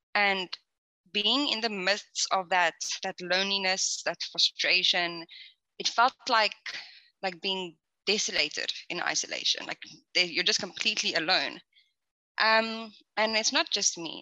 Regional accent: South Africa; moved away as an adult; I'm originally actually from South Africa

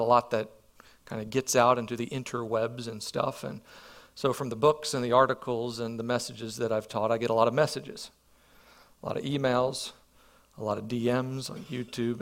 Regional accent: Perryville, United States; moved away; I grew up here in Perryville

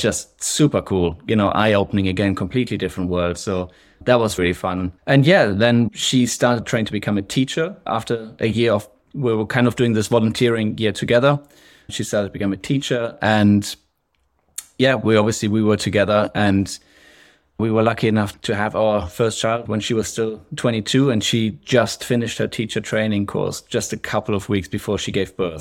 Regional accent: western Germany, Germany; accent: German, sprinkled in with some English, Scottish; moved away as an adult; now in Scotland, United Kingdom; I grew up in Germany, uh, kind of western part of Germany, and when I was nineteen, I left home and I went abroad.

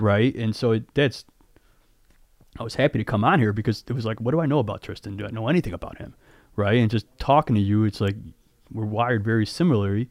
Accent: Addison, Illinois, United States; also born or lived in River North, Chicago; where I grew up in Addison

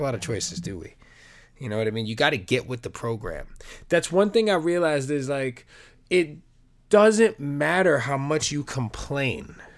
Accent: New York, United States; I'm a New Yorker

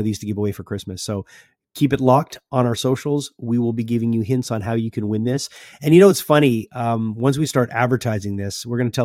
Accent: Montreal, Quebec, Canada; we're from Montreal

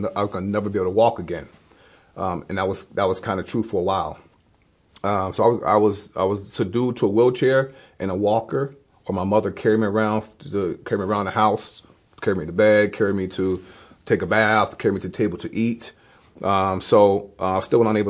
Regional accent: Hudson, New York, United States; moved away as an adult; now in Fulton, United States; I grew up in Hudson, New York, born and raised

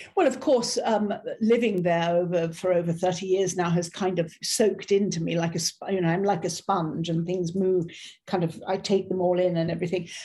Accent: Ireland; also born or lived in South of France; now in France; an Irish Catholic

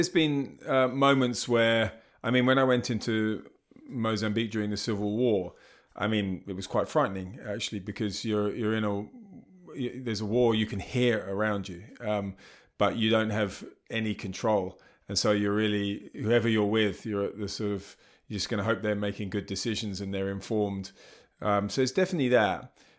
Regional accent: United Kingdom; now in South Africa; Yeah, I'm from the UK. Even though I still think I sound very English. Occasionally someone says, you sound South African. I've lived most of my life in South Africa.

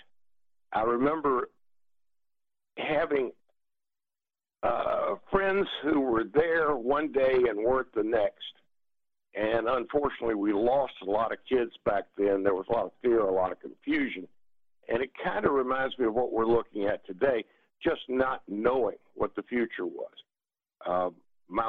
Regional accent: Victoria, Virginia, United States; my hometown of Victoria

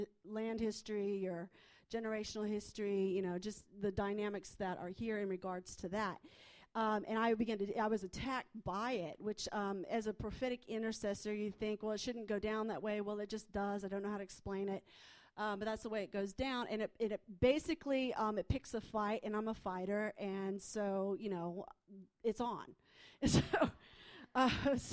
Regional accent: United States; I'm from the States

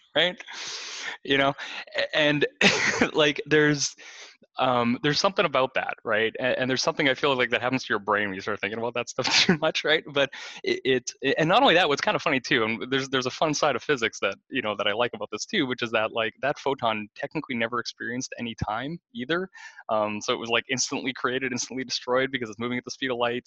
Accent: Kenora, Ontario, Canada; I grew up in Kenora, Ontario

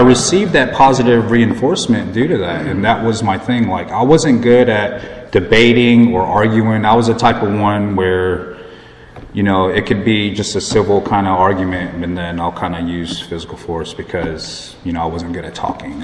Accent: Plantation, Florida, United States; also born or lived in High Point, North Carolina; now in Raleigh, United States; I grew up in Florida, Plantation. It's close to Fort Lauderdale

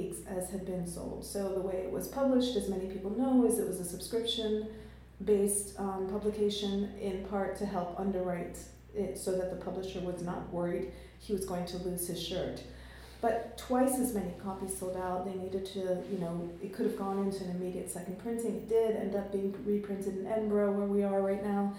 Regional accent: Jamaica; also born or lived in London; now in United States; being a Jamaican and being of mixed ancestry

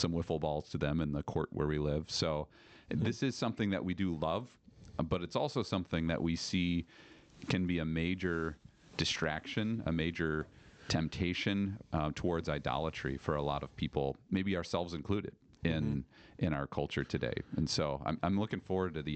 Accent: Chicago, Illinois, United States; now in Ripon, United States; growing up in the suburbs of Chicago, I'm a huge Cubs fan, Bulls fan

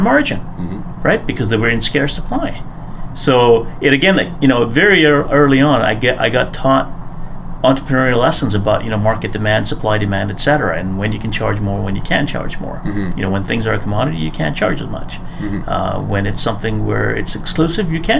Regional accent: Nairobi, Kenya; also born or lived in Ponoka, Alberta, Canada / Red Deer, Alberta, Canada; now in Edmonton, Canada; back in Kenya, so I was born in Kenya

